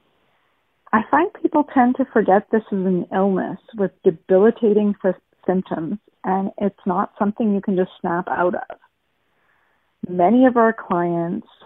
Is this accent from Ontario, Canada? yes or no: yes; Thunder Bay, Ontario, Canada; I'm from Thunder Bay, home of the Sleeping Giant